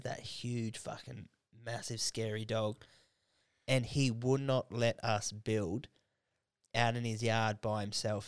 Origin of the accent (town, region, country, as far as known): Canberra, Australian Capital Territory, Australia